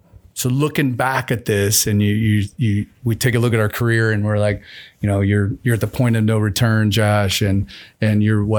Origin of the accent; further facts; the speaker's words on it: Osage Beach, Missouri, United States; Originally from Missouri, if you've ever seen the show Ozark, that's where I'm from. I grew up in the Ozarks. I was born in Osage Beach. Grew up on the lake.